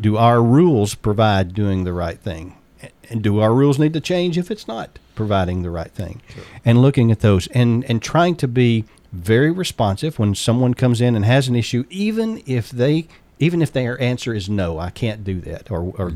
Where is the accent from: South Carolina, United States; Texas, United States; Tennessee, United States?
Tennessee, United States; Waynesboro; also born or lived in Alabama / Memphis, Tennessee; where I grew up. Was a little town called Waynesboro